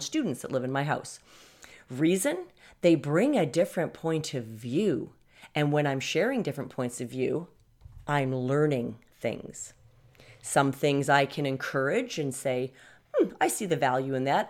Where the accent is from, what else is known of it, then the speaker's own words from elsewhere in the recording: Canada; I'm from Canada